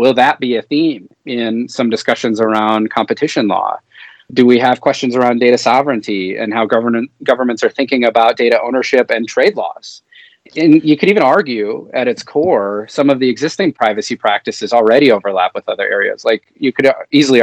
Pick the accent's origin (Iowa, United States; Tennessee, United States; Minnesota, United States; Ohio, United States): Minnesota, United States; my home state of Minnesota